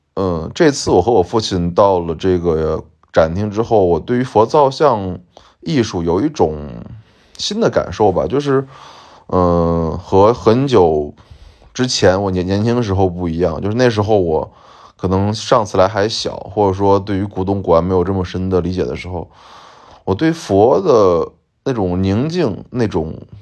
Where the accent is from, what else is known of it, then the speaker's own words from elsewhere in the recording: Xi'an, Shaanxi, China; also born or lived in Xingping, Shaanxi; 我和我父亲都是，呃，西安人，啊，我们，呃，也不说是纯正西安人吧，我们其实一，原来生活在是兴平的，就是霍去病的，呃，墓的兴平县，然后我们在九岁的时候，就是一九，呃，九四年左右，然后我们来到从兴平来到西安，然后一直生活到今天，应该等于说在西安已经生活了快二十多年了